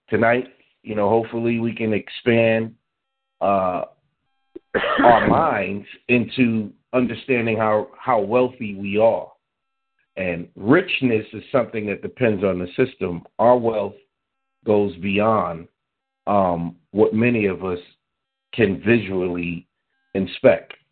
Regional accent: New York, United States; me and you, Ravana, knew we grew up in New York

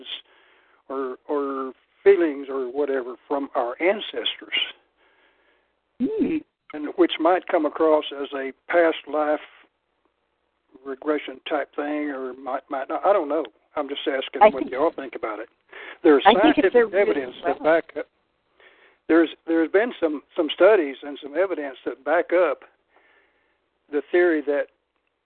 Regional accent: the South, United States; I was raised in the South, and my ancestors are all Southern people

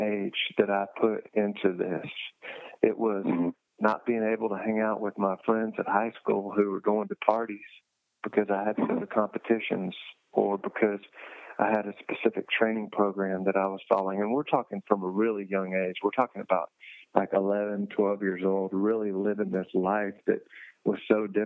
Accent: United States; as an American

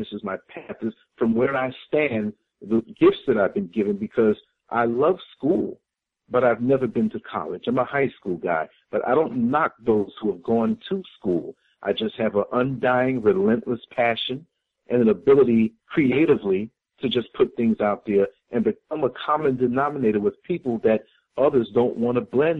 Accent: New York City, New York, United States; moved away as an adult; now in Orlando, United States; I was born and raised in New York City. 38 years of my almost 52 years were up there in New York City

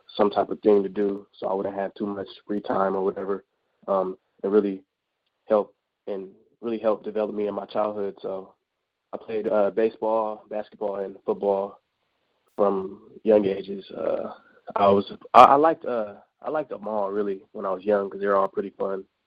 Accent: Bay Area, Northern California, United States; I'm from the Bay Area

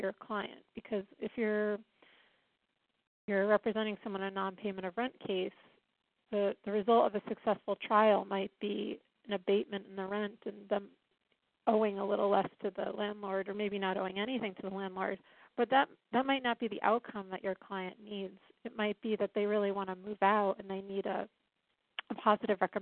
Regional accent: Rhode Island, United States; moved away as an adult; now in Washington, D.C., United States; I'm from Rhode Island. I came to this area in 1999

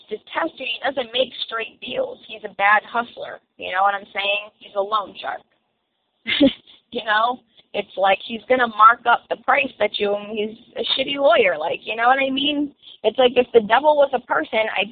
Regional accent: Massachusetts, United States; I'm from Massachusetts myself

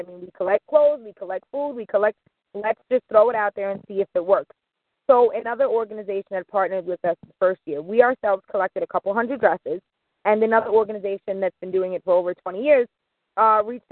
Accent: New York City, New York, United States; I'm from Rockaway, directly affected by Sandy, still not home

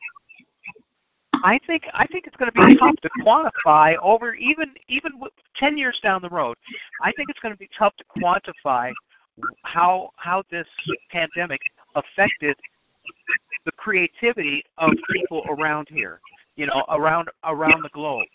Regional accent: Chicago, Illinois, United States; I grew up in Chicago

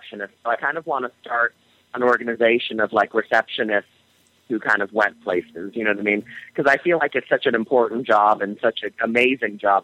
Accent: Hanover Park, Illinois, United States; moved away as an adult; also born or lived in Chicago / Madrid; now in New York, United States; I grew up in the suburbs of Chicago in a place called Hanover Park, Illinois

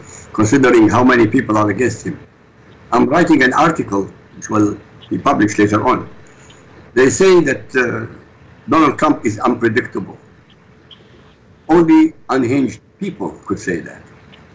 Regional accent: Iraq; now in Europe; I'm not an American citizen. I'm in Europe. I come from the Middle East, originally from Iraq. I'm a refugee

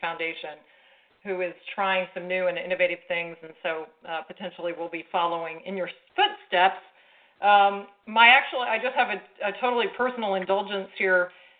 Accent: Lincoln, Nebraska, United States; moved away as an adult; now in Austin, United States; I'm actually not from Texas. I'm from Lincoln originally, went to the university there. And my husband's a golfer, so enough said why I'm in Austin.

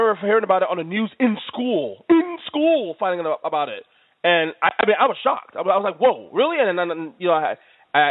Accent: New York, United States; I'm a New Yorker

